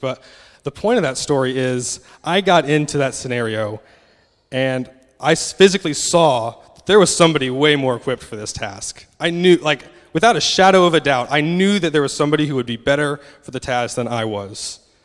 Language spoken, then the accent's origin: English; United States; moved away; I'm obviously American, so hopefully the accent isn't too difficult to understand.